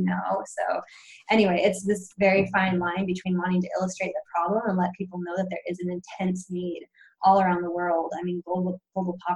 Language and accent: English; Pacific Northwest, United States; I was growing up in the Pacific Northwest